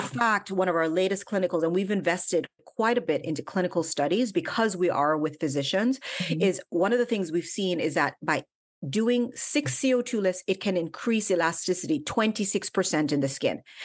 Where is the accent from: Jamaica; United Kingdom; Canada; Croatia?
Jamaica; also born or lived in Washington, D.C., United States; And I was actually born in DC. My parents were in university, but I went back to Jamaica when I was five years old. So I grew up in Jamaica